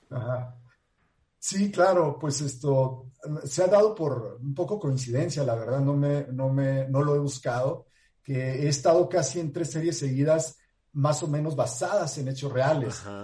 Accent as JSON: {"language": "Spanish", "country": "Mexico", "said": "como mexicano y como actor"}